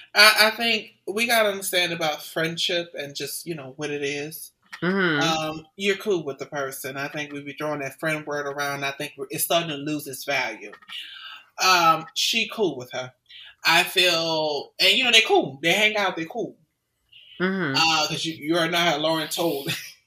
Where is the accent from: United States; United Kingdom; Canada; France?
United States; the South; I'm from the South.